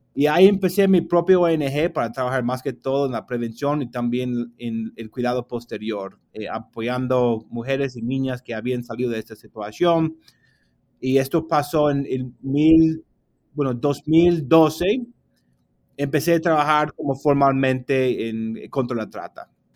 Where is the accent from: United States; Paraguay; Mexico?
United States; Spanish is a second language; yo salí del país de los Estados Unidos